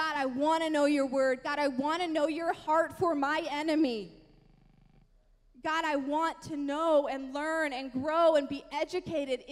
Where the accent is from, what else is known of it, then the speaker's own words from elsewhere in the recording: the Bible Belt, United States; I grew up in the Bible Belt